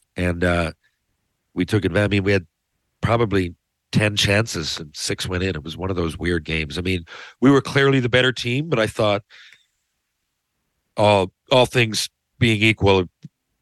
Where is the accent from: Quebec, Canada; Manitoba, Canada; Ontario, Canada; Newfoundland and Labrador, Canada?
Newfoundland and Labrador, Canada; as a Newfoundlander